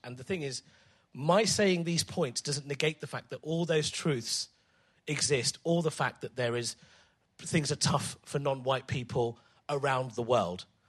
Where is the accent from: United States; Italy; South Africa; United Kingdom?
United Kingdom; England; I love being English